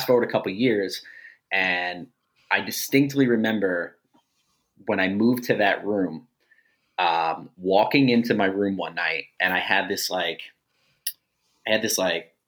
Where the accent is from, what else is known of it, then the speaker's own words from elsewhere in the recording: Jackson, New Jersey, United States; I grew up in Jackson, New Jersey my whole life, as far as being a kid.